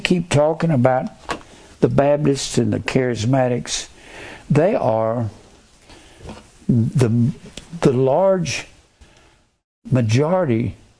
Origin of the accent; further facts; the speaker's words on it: Fort Worth, Texas, United States; I was raised in Fort Worth